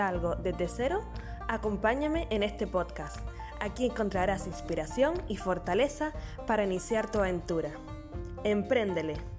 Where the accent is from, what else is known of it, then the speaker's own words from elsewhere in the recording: Canary Islands, Spain; nacida en Canarias